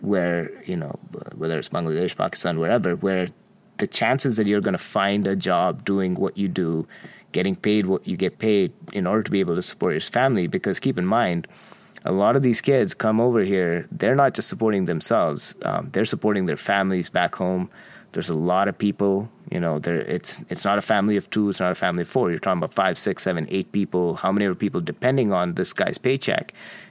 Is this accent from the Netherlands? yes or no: no; Qatar; I grew up in Qatar. My dad worked in Qatar for 37 years. It was an interesting little country.